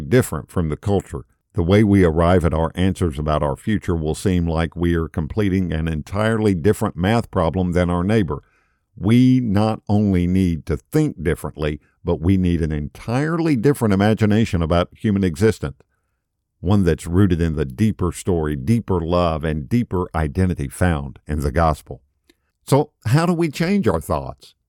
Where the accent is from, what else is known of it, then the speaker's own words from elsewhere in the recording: Tennessee, United States; now in Florida, United States; I'm from Tennessee originally. I live in Florida now